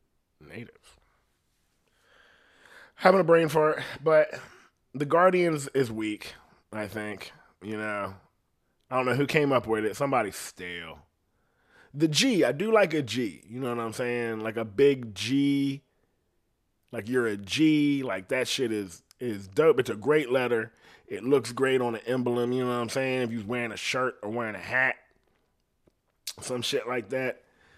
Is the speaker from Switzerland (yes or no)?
no; India; Like, legit, I'm from India. I'm an Indian.